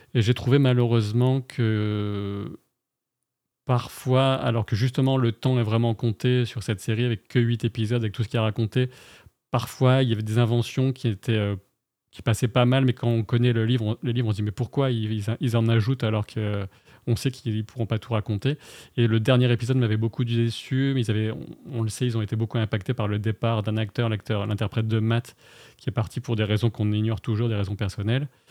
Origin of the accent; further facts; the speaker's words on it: the Nord, Hauts-de-France, France; moved away as an adult; also born or lived in Paris; moi, je suis originaire du Nord